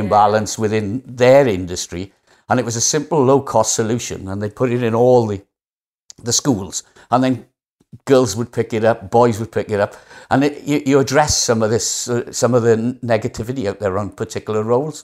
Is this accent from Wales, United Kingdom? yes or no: yes; Wales, United Kingdom; accent: Welsh; How Welsh do I sound? Not that I'm not proud of being Welsh